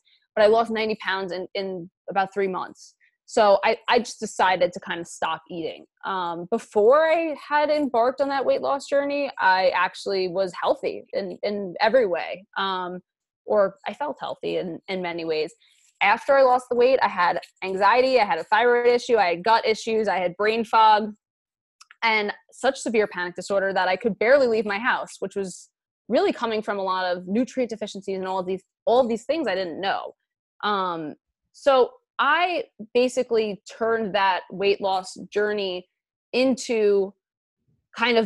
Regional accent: New York City, New York, United States; I grew up in Queens, New York. NYC, I'm a native New Yorker, and where I grew up, I was always in a larger body

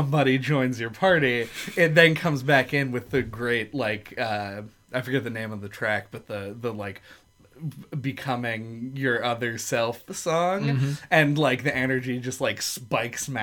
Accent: United States; I'm an American

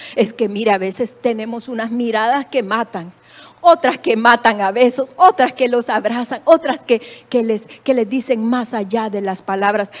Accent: El Salvador; moved away as an adult; En mi país

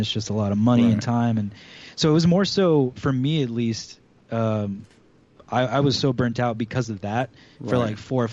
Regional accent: San Antonio, Texas, United States; moved away as an adult; now in Austin, United States; I'm from San Antonio

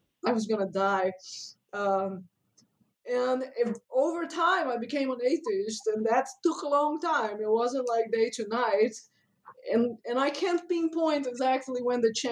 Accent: Brazil; moved away as an adult; now in United States; I grew up in Brazil, which is a very, very religious country

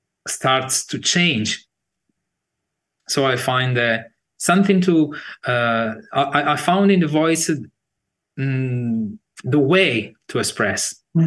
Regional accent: Sardinia, Italy; now in Bologna, Italy; In Sardinia. It's a big island in the Mediterranean Sea. One of the big, like Sicily and Sardinia.

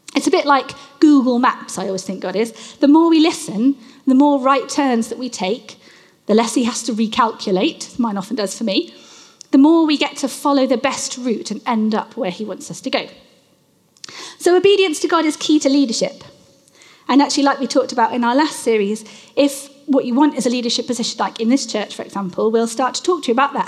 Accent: United Kingdom; I am British

